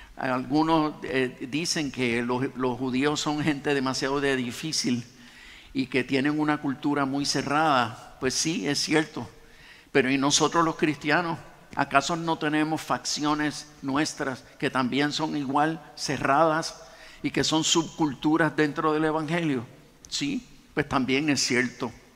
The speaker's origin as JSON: {"language": "Spanish", "country": "Puerto Rico", "said": "nosotros en realidad somos una mezcla española, africana y de nativos"}